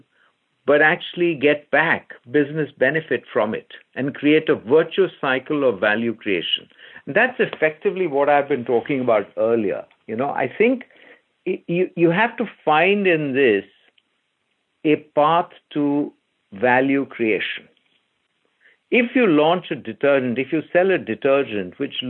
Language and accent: English; India; I grew up in India, where everything in the house was reused